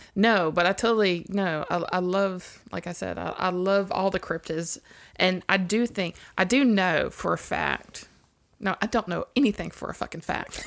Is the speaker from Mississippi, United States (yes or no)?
yes; Mississippi, United States; growing up in Mississippi